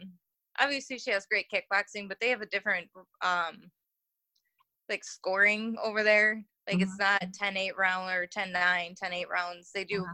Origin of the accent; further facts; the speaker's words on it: United States; as an American